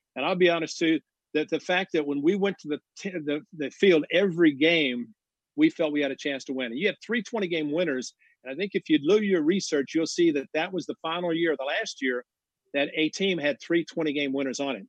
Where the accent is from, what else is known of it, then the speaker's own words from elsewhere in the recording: Southern Illinois, United States; I grew up in Southern Illinois